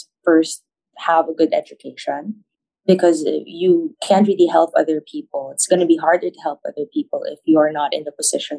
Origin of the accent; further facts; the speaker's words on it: Manila, Metro Manila, Philippines; also born or lived in Davao; I grew up in Manila. My family's from Davao.